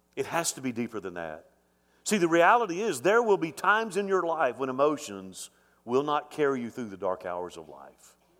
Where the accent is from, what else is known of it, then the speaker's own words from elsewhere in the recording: Mobile, Alabama, United States; moved away; My grandfather founded the church I grew up in in Mobile, Alabama